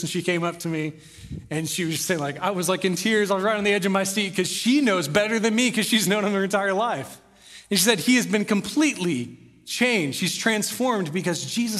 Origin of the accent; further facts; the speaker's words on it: Corpus Christi, Texas, United States; I was born in Corpus Christi, met him there, moved here in the seventh grade